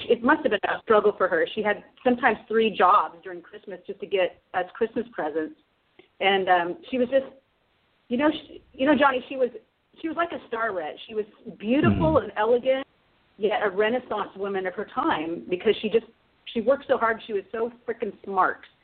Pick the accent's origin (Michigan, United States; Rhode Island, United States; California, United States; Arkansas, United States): California, United States; San Francisco Bay Area; I was born and raised also in California, but in the San Francisco Bay Area